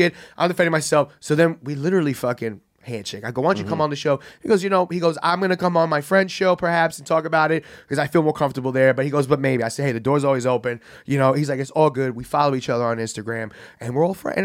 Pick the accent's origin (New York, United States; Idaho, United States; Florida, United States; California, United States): New York, United States; New York City; I'm, like, a happy gay kid from the Bronx